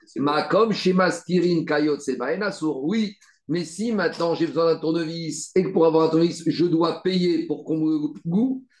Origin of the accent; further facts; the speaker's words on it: France; on est français